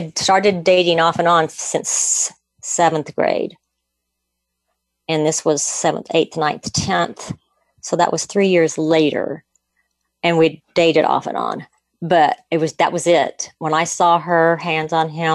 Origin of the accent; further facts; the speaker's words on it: Argonia, Kansas, United States; also born or lived in Mulvane, Kansas; I was a sophomore in high school. And we had to move from the town where I basically lived up in Argonia, Kansas